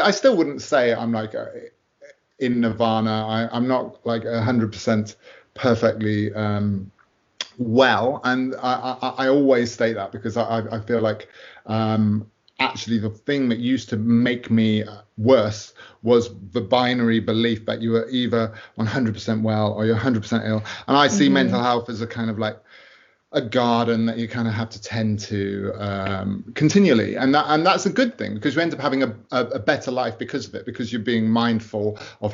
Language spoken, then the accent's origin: English; United Kingdom; I'm a British author